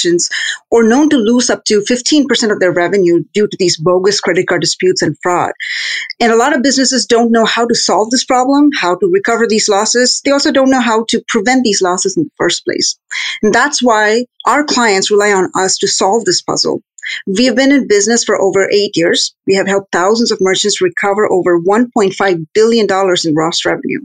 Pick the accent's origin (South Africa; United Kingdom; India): India; moved away as an adult; I was born and raised in India, went to school there and got a degree